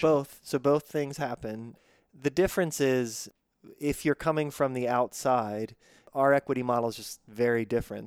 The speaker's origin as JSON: {"language": "English", "town": "Pittsburgh", "region": "Pennsylvania", "country": "United States", "tie": "born or raised there", "moved": "yes", "said": "I grew up in Pittsburgh and then moved away for a long time"}